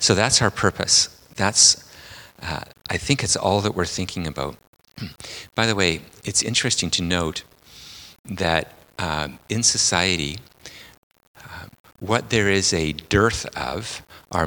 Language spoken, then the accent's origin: English; Port Alberni, British Columbia, Canada; I'm from Port Alberni on Vancouver Island